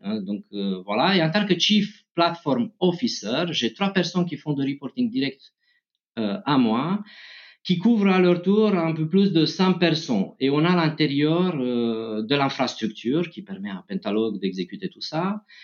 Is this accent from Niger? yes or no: no; Romania; moved away; je viens de Roumanie